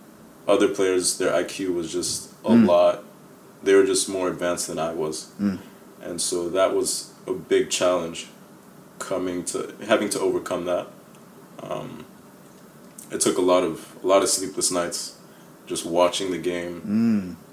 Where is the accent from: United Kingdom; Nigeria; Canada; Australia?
Nigeria; also born or lived in Chicago, Illinois, United States; my family actually moved back to Nigeria when I was 7 years old.